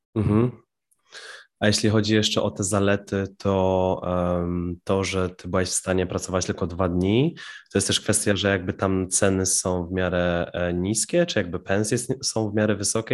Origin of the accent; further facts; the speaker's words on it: Piła, Greater Poland, Poland; moje rodzinne miasto Piła